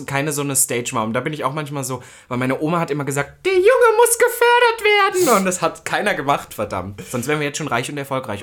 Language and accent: German; East Germany, Germany; ich komme ja aus Ostdeutschland. Das war nicht immer einfach